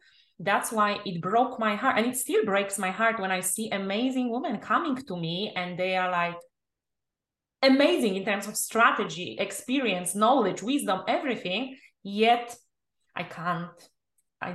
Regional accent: Poland; English is a second language; moved away; also born or lived in England; I'm originally from Poland

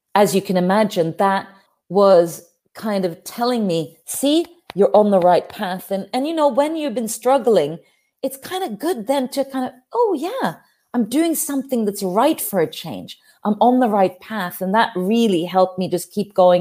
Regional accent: Norway; I'm from Norway, up there in the cold north

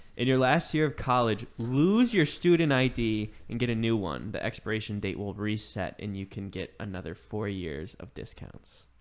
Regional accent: Chicago, Illinois, United States

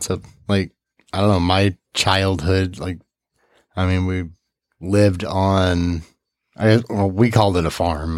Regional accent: Gerald, Missouri, United States; also born or lived in Peoria, Illinois / St. Louis, Missouri / Salem, Missouri; we moved to this little town called Gerald, Missouri

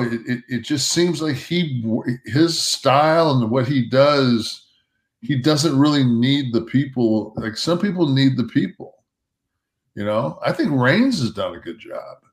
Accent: Detroit, Michigan, United States; I'm from Detroit

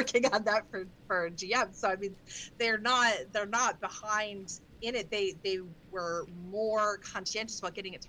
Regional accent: Detroit, Michigan, United States; I grew up outside of Detroit in Michigan

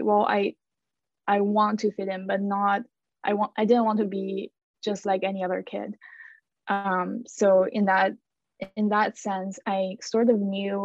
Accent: China; moved away as an adult; also born or lived in Montreal, Canada; now in Canada; I am originally from China, and I came to Canada in 2018

